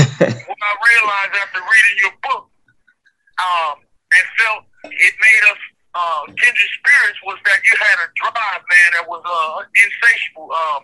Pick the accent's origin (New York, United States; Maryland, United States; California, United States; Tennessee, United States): Maryland, United States; they knew that I was from Maryland